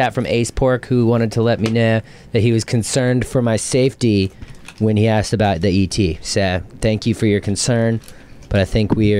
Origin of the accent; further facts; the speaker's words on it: Redondo Beach, California, United States; I'm from Redondo Beach.